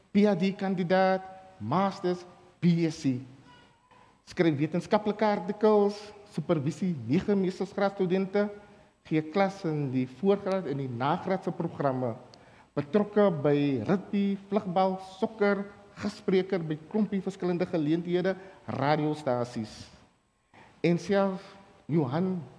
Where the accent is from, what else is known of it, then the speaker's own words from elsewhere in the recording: Lantana, Western Cape, South Africa; ek is van Lantana.